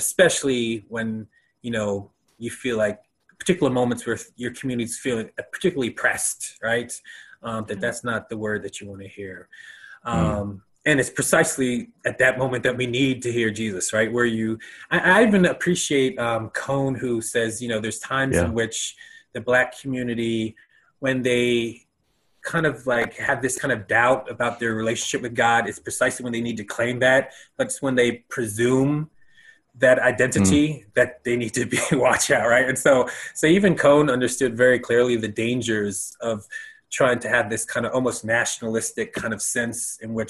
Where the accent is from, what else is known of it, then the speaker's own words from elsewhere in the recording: United States; as a American